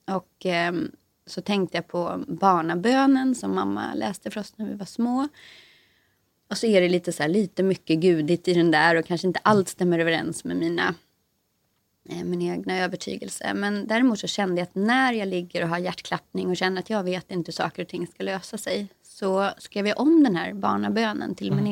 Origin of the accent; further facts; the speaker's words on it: Sweden; moved away as an adult; now in Stockholm, Sweden; Jag är själv inte från Stockholm, jag är från en liten skruttig landsort mitt i landet.